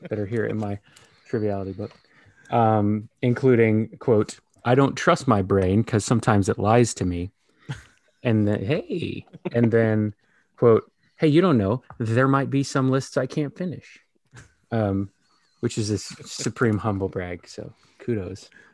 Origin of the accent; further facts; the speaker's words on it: Texas, United States; moved away; also born or lived in Kansas City; Midwestern guy, a little further south than you guys, a Kansas City kid, but born and raised in Texas